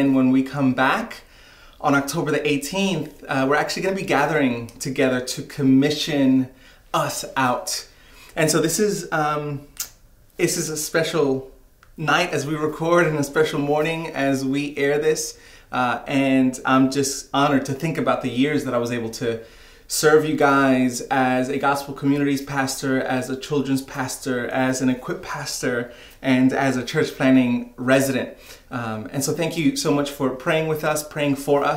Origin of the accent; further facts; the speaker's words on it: New York City, New York, United States; I remember growing up in New York City and having fond memories of visiting the American Museum of Natural History